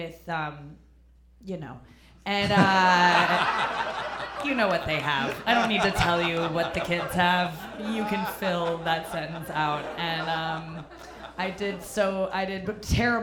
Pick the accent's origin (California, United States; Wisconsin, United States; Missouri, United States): Missouri, United States; St. Louis; moved away; every time I go back home to St. Louis